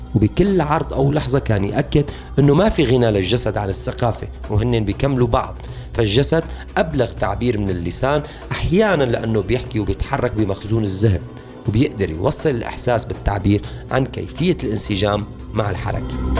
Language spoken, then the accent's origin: Arabic; Syria